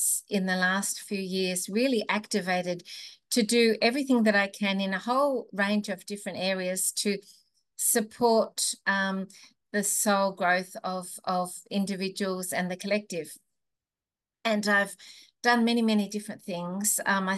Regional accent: Melbourne, Victoria, Australia; moved away; I came originally from Melbourne

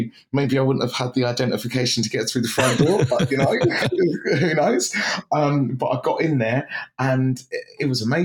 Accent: Luton, East of England, United Kingdom; also born or lived in Cambridge; I was brought up in and around Luton with all my family

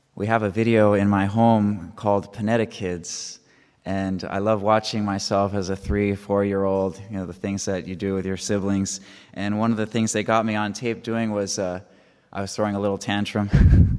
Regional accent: San Diego, California, United States; now in Auburn, Kentucky, United States; I'm originally from San Diego, California, but now I'm coming from Auburn, Kentucky, where I live with my community

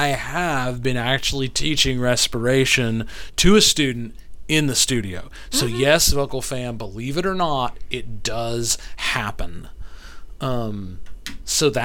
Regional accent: Northeast, United States; moved away; I was raised in the Northeast

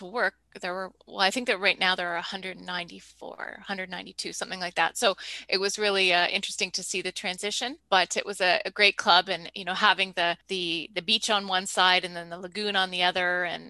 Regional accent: Canada; as a Canadian

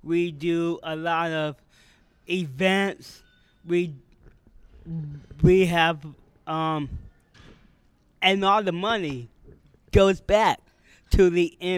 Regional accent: Canton, Ohio, United States; Canton, Ohio.

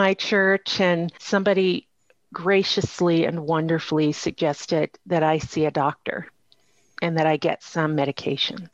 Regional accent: Colorado Springs, Colorado, United States; also born or lived in China; very small charismatic church in my hometown of Colorado Springs

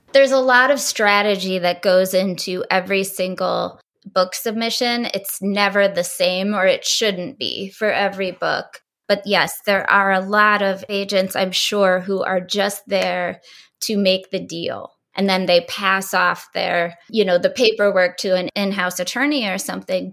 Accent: rural Ohio, United States; moved away as an adult; also born or lived in Kent State; now in New York City, United States; I was from rural Ohio

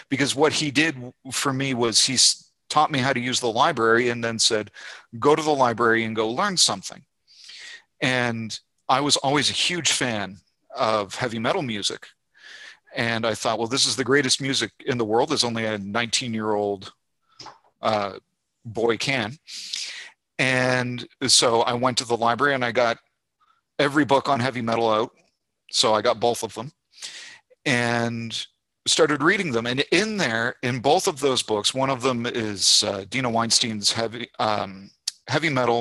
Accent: Canada; moved away as an adult; also born or lived in Fredericton, New Brunswick; now in Montgomery, United States; my home country of Canada

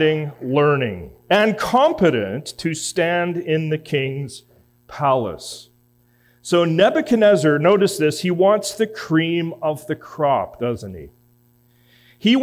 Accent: Edmonton, Alberta, Canada; moved away; I'm from Edmonton

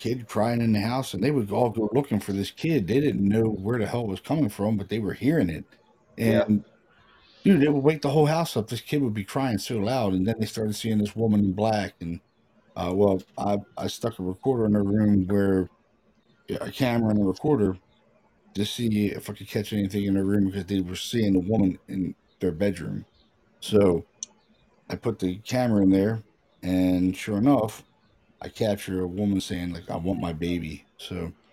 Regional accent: Baltimore, Maryland, United States; We grew up together in Baltimore

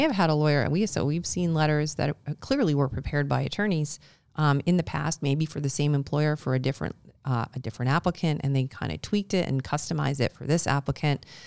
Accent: Canada; as Canadians

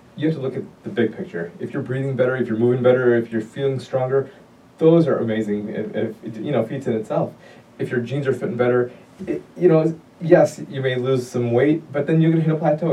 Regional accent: Chicago, Illinois, United States; also born or lived in Detroit, Michigan / Pennsylvania; I'm originally from Chicago. I was born and raised

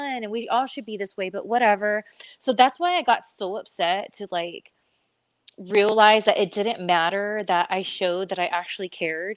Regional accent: California, United States; I come from, born and raised in California

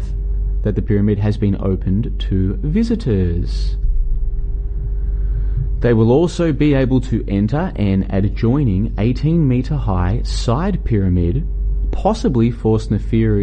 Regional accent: Melbourne, Victoria, Australia; moved away as an adult; also born or lived in Brisbane, Australia; I'm currently traveling through Southeast Asia, Vietnam, and I'm originally from Melbourne, and then I spent a few years in Brisbane, in Australia.

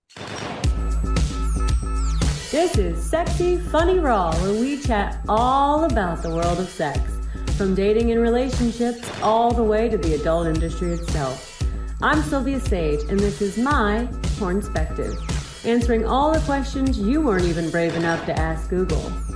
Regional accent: Missouri, United States; I'm from Missouri

